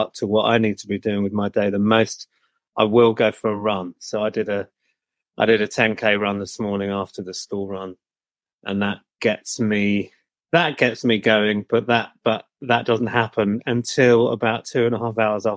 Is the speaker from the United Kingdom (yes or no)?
yes; Billericay, East of England, United Kingdom; also born or lived in Chelmsford; I grew up in a town called Billericay